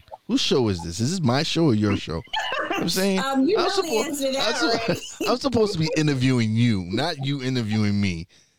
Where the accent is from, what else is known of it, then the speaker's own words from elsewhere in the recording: New York City, New York, United States; moved away as an adult; now in Pocono Mountains, United States; Yes, I'm from East New York, Brooklyn.